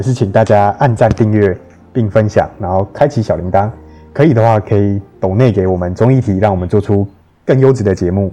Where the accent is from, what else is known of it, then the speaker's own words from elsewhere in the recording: Taiwan; 我们台湾人的， 台湾人的身体